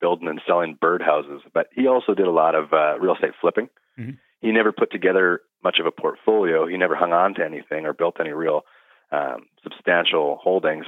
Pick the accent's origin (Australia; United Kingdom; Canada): Canada; Kelowna, British Columbia; also born or lived in North Vancouver; Born in North Van. Parents hauled us up here when we were real young. So we came to Kelowna in elementary school. And so, yeah, this is all I've really ever known.